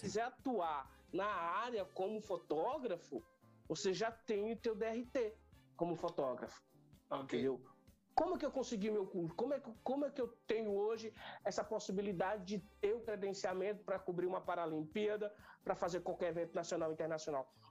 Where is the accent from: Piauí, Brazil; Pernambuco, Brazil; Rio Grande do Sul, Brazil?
Piauí, Brazil; Bom Jesus; now in São Paulo, Brazil; aos 14 anos de idade, lá no interior do estado do Piauí, que eu não nasci em São Paulo, eu nasci numa cidade do interior do estado do Piauí chamada Bom Jesus